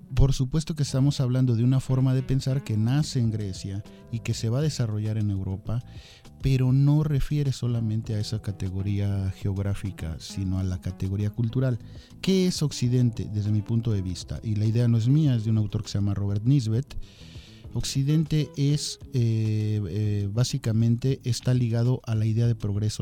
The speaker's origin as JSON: {"language": "Spanish", "country": "Mexico", "said": "Así somos los mexicanos"}